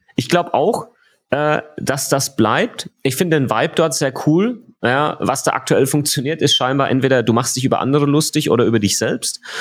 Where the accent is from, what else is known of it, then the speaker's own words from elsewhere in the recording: Germany; bei uns in Deutschland